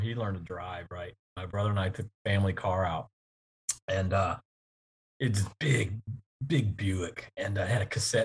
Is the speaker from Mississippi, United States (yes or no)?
yes; Gulf Coast, Mississippi, United States; moved away as an adult; growing up on the Gulf Coast